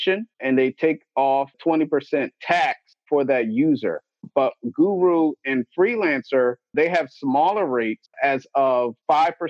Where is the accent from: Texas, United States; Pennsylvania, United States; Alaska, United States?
Pennsylvania, United States; Philadelphia; I'm from Philadelphia, Pennsylvania